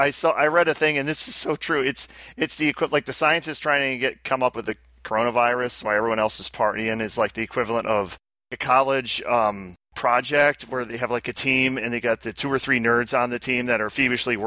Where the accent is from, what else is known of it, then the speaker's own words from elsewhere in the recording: United States; We're American.